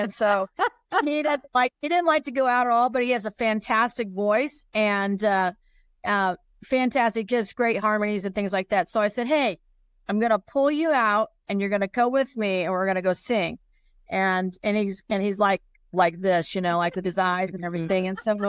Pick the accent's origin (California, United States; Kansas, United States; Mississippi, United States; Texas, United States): Kansas, United States; now in Colorado, United States; I'm from Kansas, but I actually live in Colorado.